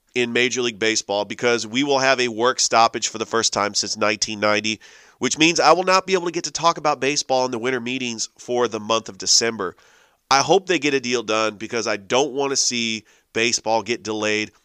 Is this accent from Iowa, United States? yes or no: no; San Francisco Bay Area, California, United States; now in Atlanta, United States; I grew up in the San Francisco Bay Area